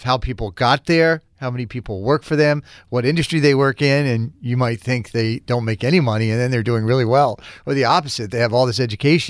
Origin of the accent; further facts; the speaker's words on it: Boston, Massachusetts, United States; I am from God's country, Charlestown.